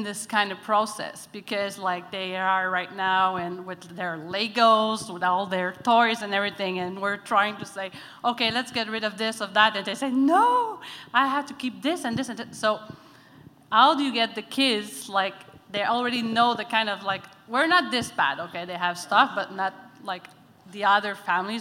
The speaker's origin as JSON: {"language": "English", "town": "Montreal", "region": "Quebec", "country": "Canada", "said": "I'm from Montreal"}